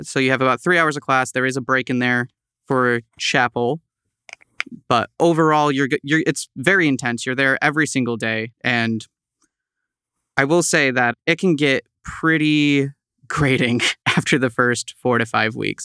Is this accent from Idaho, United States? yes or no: no; East Tawas, Michigan, United States; moved away as an adult; now in Saint Louis, United States; I hail from Michigan, specifically East Tawas